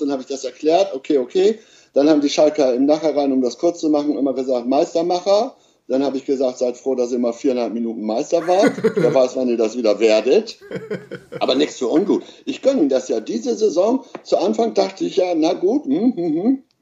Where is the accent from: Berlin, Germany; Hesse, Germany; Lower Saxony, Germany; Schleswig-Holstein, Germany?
Lower Saxony, Germany; East Frisia; ich bin äh, Ossi, also Ostfriese